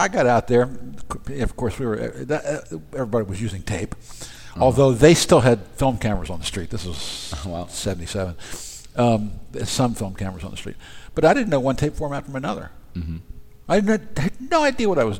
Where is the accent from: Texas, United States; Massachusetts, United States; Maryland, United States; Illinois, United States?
Maryland, United States; Baltimore; moved away as an adult; also born or lived in Los Angeles; I'm from Baltimore